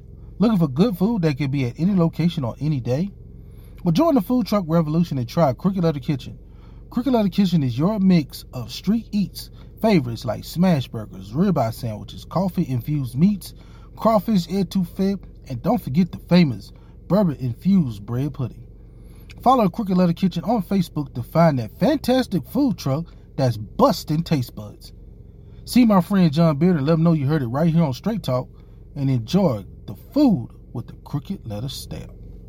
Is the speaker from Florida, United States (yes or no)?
no; Hattiesburg, Mississippi, United States; I am so excited to be on WGDQ 93.1 in my hometown of Hattiesburg, Mississippi.